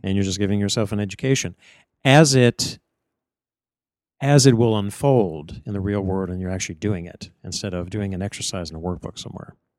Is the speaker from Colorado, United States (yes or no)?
no; Northeast Ohio, United States; moved away; where I grew up in Northeast Ohio